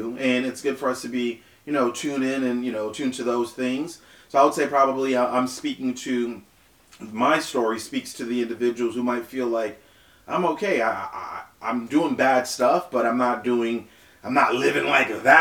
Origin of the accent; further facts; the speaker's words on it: Naples, Florida, United States; also born or lived in Haiti; my family in Naples, Florida